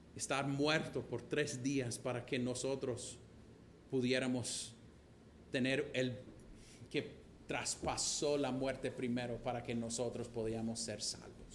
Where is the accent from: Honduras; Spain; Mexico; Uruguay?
Honduras; tengo orgullo de ser catracho